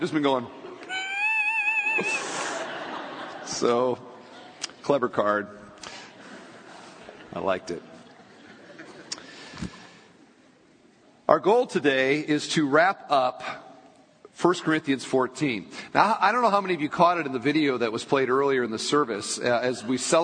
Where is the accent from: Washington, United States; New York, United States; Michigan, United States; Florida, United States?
Michigan, United States; I was born in Michigan.